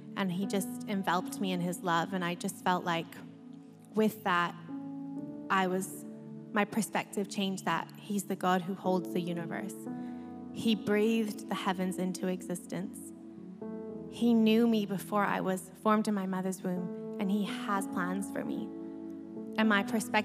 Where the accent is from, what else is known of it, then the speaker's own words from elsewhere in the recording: Canada; moved away; as you can sound by my accent, I'm not from here. I was born in Canada, and we had plans to go home.